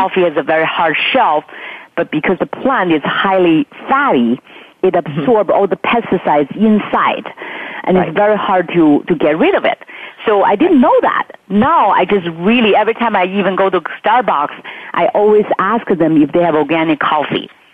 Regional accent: Beijing, China; moved away; I grew up in Beijing

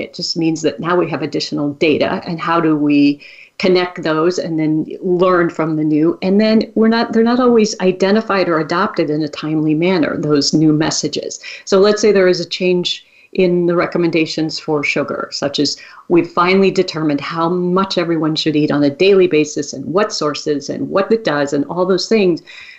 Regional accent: Wisconsin, United States; I grew up in Wisconsin. I grew up eating cheese.

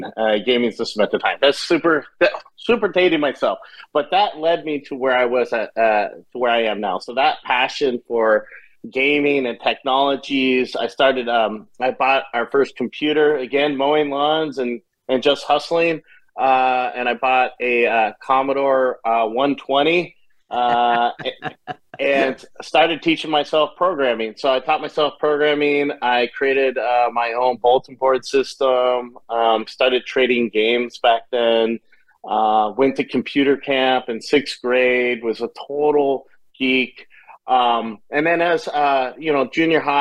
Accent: Tacoma, Washington, United States; I was born and raised in Tacoma, Washington

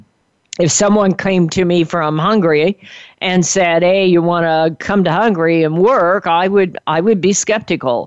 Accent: California, United States; I'm from California

